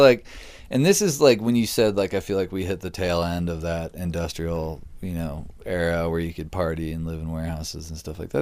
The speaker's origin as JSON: {"language": "English", "region": "Virginia", "country": "United States", "tie": "born or raised there", "also_born_or_lived": "Utah", "moved": "as an adult", "lives_now": "Los Angeles, United States", "said": "we grew up in Virginia together"}